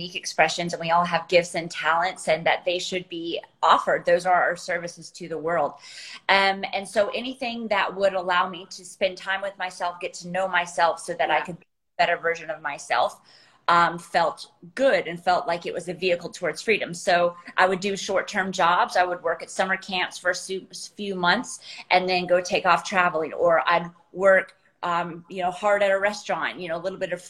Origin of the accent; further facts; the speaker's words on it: South Carolina, United States; I grew up in South Carolina in the States